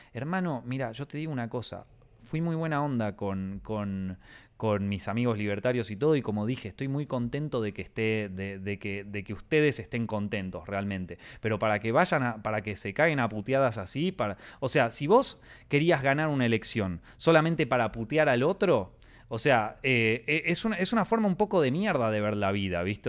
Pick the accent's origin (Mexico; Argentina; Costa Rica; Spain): Argentina; como argentino que soy